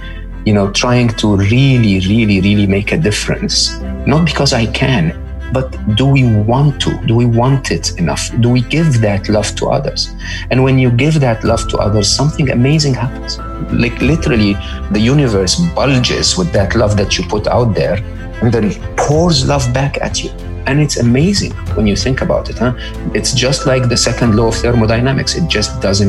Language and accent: English; Egypt; I grew up in Egypt